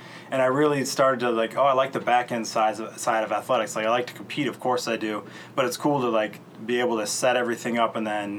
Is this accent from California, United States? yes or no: no; Traverse City, Michigan, United States; What gravitated us back to Michigan was that we're both from Traverse City, and we both wanted to be back here.